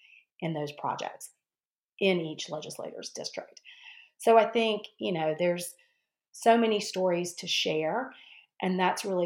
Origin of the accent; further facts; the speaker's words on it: North Carolina, United States; I grew up in North Carolina, went to Carolina